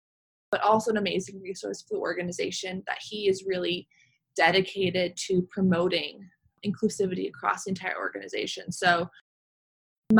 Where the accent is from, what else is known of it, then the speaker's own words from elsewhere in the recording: Palo Alto, California, United States; I grew up in Palo Alto, California, Northern California.